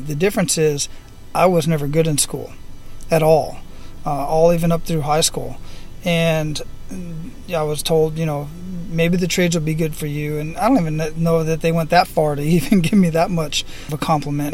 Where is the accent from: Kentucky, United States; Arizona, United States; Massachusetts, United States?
Arizona, United States; Phoenix; moved away; I'm originally from Phoenix, Arizona, so we do the same thing up there. The snow stays up in the mountains, but it is quite hot where I, where I grew up at, so I don't get back there very often.